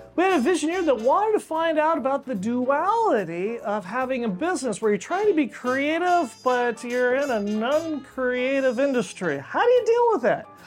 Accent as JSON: {"language": "English", "town": "Ridgecrest", "region": "California", "country": "United States", "tie": "born or raised there", "said": "growing up in Ridgecrest by Channel, China Lake Naval Weapons Center"}